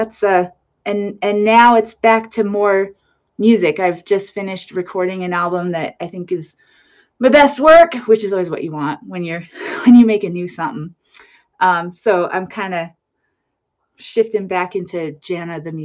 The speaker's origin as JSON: {"language": "English", "region": "New Mexico", "country": "United States", "tie": "born or raised there", "said": "I grew up in New Mexico. It's nice to be in my home state"}